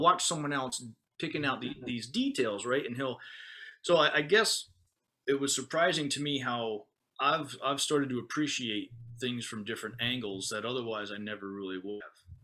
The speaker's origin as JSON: {"language": "English", "country": "United States", "moved": "yes", "lives_now": "Okinawa, Japan", "said": "as an American"}